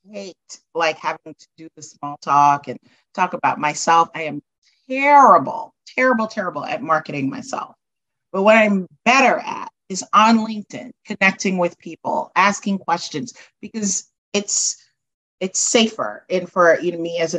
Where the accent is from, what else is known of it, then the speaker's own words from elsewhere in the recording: New York City, New York, United States; moved away as an adult; also born or lived in Guyana / New Jersey; I grew up in Brooklyn. I did my undergrad at Binghamton University.